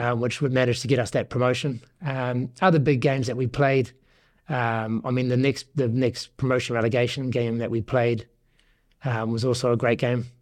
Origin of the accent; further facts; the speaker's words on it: Northland, New Zealand; moved away as an adult; also born or lived in Waikato; now in Guernsey; I was born and bred in Northland